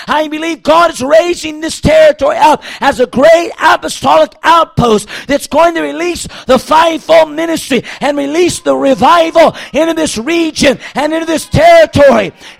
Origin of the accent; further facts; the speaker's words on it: United States; as an American